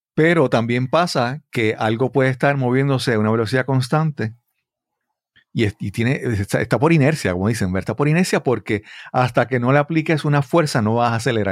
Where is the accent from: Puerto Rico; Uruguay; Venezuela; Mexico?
Puerto Rico; como puertorriqueños